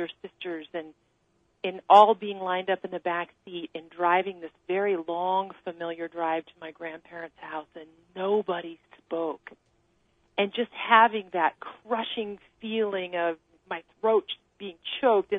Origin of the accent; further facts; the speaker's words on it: near Mount Shasta, Northern California, United States; I grew up in the mountains of Northern California, not far from Mount Shasta